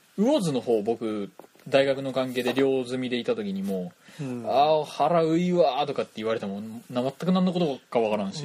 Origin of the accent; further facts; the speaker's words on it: Toyama, Japan; accent: Toyama dialect; こんなに富山弁バリバリで、